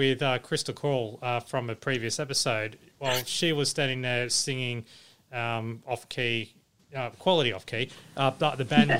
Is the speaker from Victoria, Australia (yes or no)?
no; Campbelltown, New South Wales, Australia; now in Gold Coast, Australia; I'm based on the Gold Coast, but I come from New South Wales, or mainly Southwest Sydney, Campbelltown.